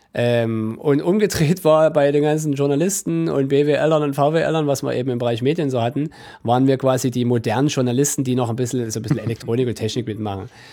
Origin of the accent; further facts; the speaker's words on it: near Dresden, Saxony, Germany; also born or lived in Leipzig / Mittweida; ich bin gebürtiger Sachse, aber kein gebürtiger Dresdner, sondern ein gebürtiger Leipziger eigentlich. Genau, bin dann aber äh, während meiner Kindheit relativ zügig in die Nähe von Dresden gekommen